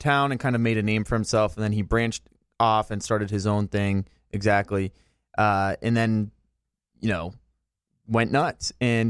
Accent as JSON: {"language": "English", "town": "Latrobe", "region": "Pennsylvania", "country": "United States", "tie": "born or raised there", "moved": "as an adult", "lives_now": "Michigan, United States", "said": "I grew up in Latrobe, Pennsylvania, which is like an hour outside of Pittsburgh."}